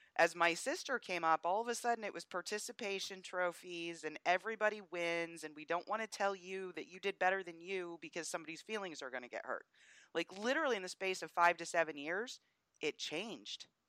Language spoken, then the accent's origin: English; Northeast, United States; also born or lived in the South (US); now in US South; I'm from the Northeast and we don't have good teams up there really, so college football isn't the thing that it is where I live here in the South